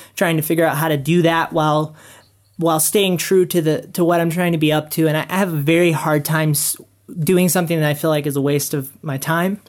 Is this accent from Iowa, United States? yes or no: no; South Carolina, United States; now in Utah, United States; I grew up in South Carolina